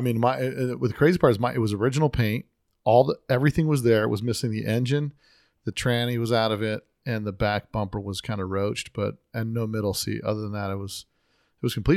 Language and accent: English; Las Vegas, Nevada, United States; I'm from Vegas